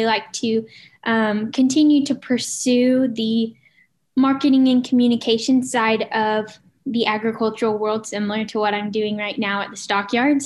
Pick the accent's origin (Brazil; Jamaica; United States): United States; Cushing, Oklahoma; I am from Cushing, Oklahoma. I grew up on a small cow-calf operation here in Cushing